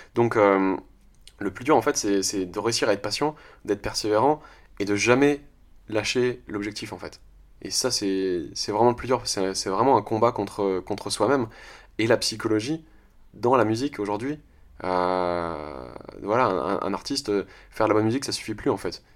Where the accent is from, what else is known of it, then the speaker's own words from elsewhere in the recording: France; je suis français